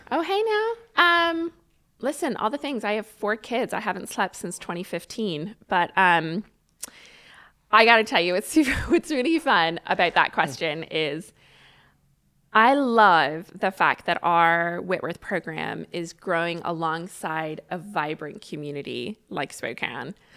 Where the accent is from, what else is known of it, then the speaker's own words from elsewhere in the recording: Ireland; now in United States; I grew up the, the beginning part of my life in Ireland